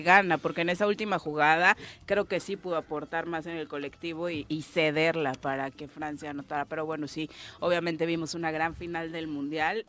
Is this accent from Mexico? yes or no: yes; Mexico; also born or lived in Cuernavaca, Morelos; los mexicanos nos vamos a Estados Unidos